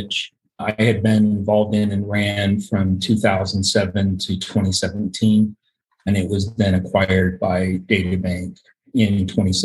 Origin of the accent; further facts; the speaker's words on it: Utah, United States; I grew up here in Utah and I've lived here my entire life.